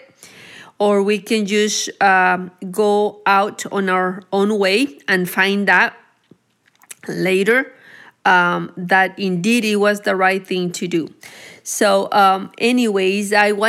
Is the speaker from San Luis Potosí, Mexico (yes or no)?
no; Anáhuac, Nuevo León, Mexico; also born or lived in Texas; now in Cedar Park, United States; I was raised in Mexico, which is Anahuac, Nuevo León